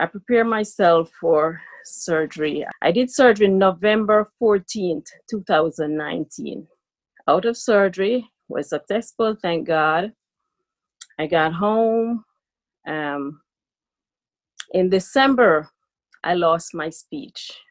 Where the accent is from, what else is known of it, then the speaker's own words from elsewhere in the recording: Jamaica; also born or lived in Brooklyn, New York, United States; now in New York, United States; I'm from Jamaica. Currently residing in the United States of America, Brooklyn, New York.